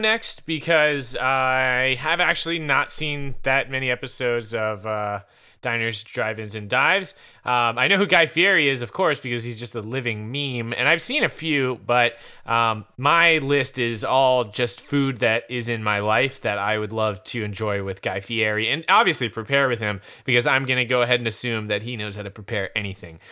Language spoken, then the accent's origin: English; Easley, South Carolina, United States; also born or lived in Powdersville, South Carolina; It's in Powdersville, South Carolina, uh, which is basically my hometown. I'm from Easley, but Powdersville and Easley are basically the same place